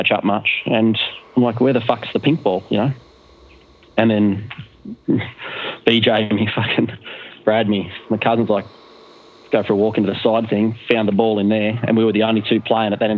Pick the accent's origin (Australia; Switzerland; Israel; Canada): Australia; I'm from Australia.